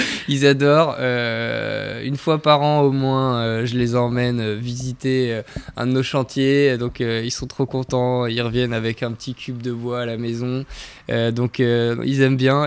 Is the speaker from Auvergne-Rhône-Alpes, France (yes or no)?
no; Brittany, France; moved away; je viens de Bretagne, donc ça, c'est une appartenance dont je suis très fier.